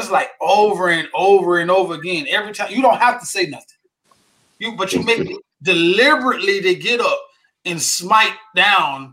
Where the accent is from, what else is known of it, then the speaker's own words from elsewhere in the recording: Riviera Beach, Florida, United States; now in Orlando, United States; I grew up in Revere.